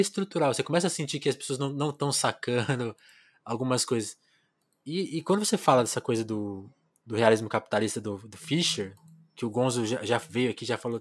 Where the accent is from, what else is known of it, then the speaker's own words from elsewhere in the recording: Ribeirão Preto, São Paulo, Brazil; moved away; Eu também sou do interior de São Paulo, de Ribeirão, embora eu tenha nascido em São Paulo, mas eu fiz esse trajeto interior e capital